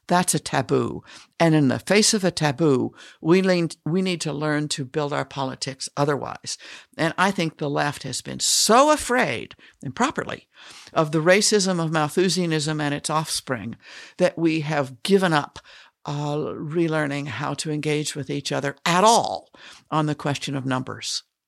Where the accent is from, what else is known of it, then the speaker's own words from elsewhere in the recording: Denver, Colorado, United States; I grew up in Irish Catholic Denver